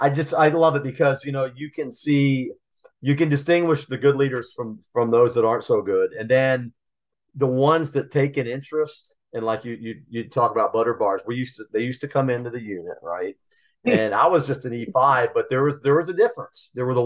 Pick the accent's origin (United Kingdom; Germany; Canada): Germany; Stuttgart, Baden-Württemberg; born there; I was born in Stuttgart, by the way.